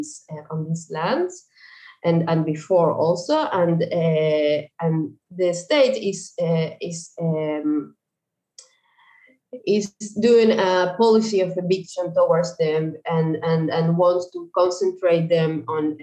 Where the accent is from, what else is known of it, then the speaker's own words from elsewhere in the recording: Uruguay; moved away as an adult; now in Israel; I was born and raised in Uruguay